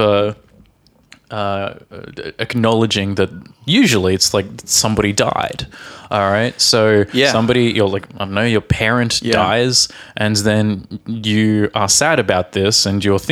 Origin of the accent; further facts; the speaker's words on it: Australia; from Australia.